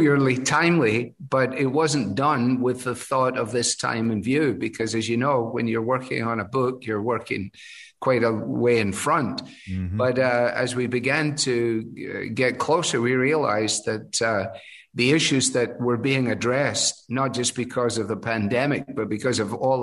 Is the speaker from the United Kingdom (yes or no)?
yes; Glasgow, Scotland, United Kingdom; moved away as an adult; also born or lived in Edinburgh; now in Cleveland, United States; Glasgow, my hometown, is only, you know, 40 minutes on the train from Edinburgh.